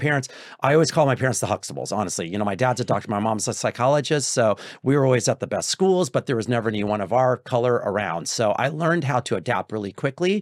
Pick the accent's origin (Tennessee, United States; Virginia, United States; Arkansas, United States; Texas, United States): Texas, United States; I'm from Texas